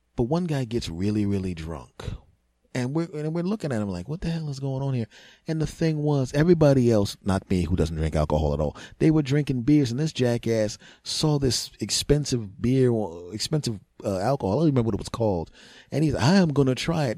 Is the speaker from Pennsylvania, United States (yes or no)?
yes; Philadelphia, Pennsylvania, United States; we're all born and raised in Philadelphia